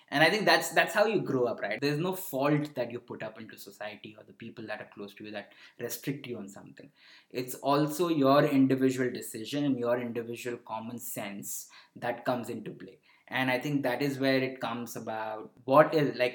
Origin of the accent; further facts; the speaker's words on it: Varanasi, Uttar Pradesh, India; born there; also born or lived in southern India; I never moved to north. Even though I was born in Varanasi, but I, there are very few places in north that I've frequented, and that is why I've never, never explored much of northern India.